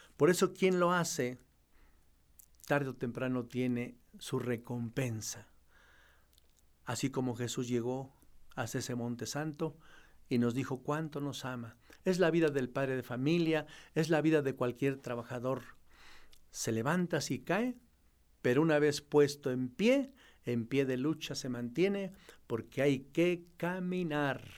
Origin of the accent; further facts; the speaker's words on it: a village 10 km from La Marquesa, State of Mexico, Mexico; moved away; cuando era pastor en mi tierra, en mi pueblo, allá a 10 kilómetros de la Marquesa